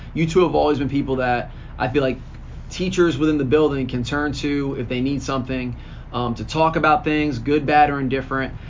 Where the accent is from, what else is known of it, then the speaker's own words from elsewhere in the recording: Lawrenceville, New Jersey, United States; I was a Mercer County kid. I grew up in Lawrenceville